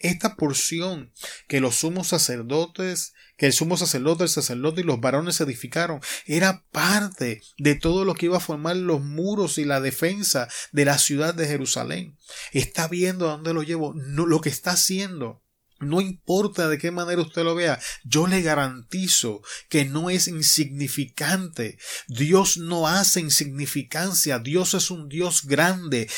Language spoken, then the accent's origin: Spanish; Puerto Rico; moved away as an adult; now in Arizona, United States; mi tierra natal, en Puerto Rico